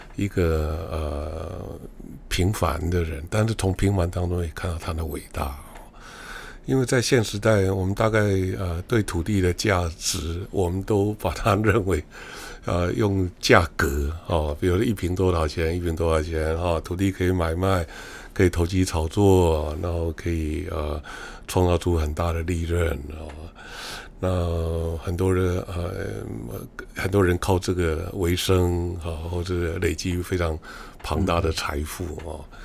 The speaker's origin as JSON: {"language": "Chinese", "country": "Taiwan", "said": "尤其作为一个完整的台湾人"}